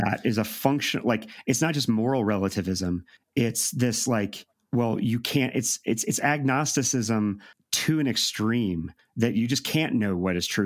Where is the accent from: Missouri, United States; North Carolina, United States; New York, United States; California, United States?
Missouri, United States; St. Louis; I'm from Saint Louis.